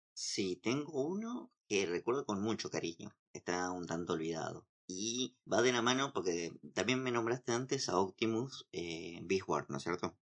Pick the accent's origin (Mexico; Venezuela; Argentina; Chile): Argentina; Santa Fe; soy de provincia de Santa Fe.